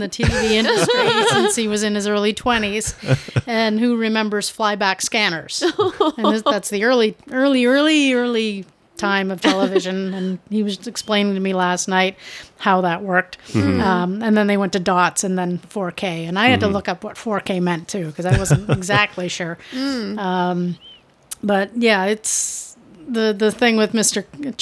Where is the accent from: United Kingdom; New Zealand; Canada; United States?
Canada; Toronto, Ontario; I'm born and raised in Toronto